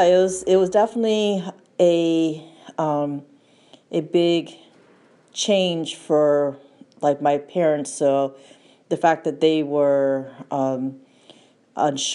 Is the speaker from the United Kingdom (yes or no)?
no; St. Johnsbury, Vermont, United States; also born or lived in Thailand; in St. Johnsbury, where I grew up in Vermont and lived here through my youth.